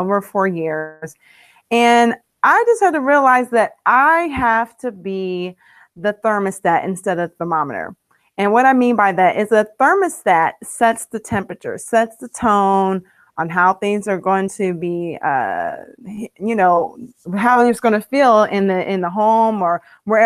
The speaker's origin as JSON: {"language": "English", "region": "Ohio", "country": "United States", "moved": "yes", "lives_now": "Maryland, United States", "said": "I live in Maryland. I'm from Ohio, but we reside here in Maryland"}